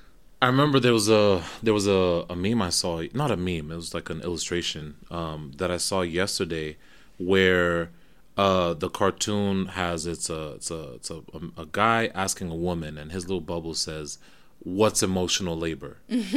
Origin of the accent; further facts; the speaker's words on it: Kenya; I grew up, I'm Kenyan, so I grew up in a very African household as well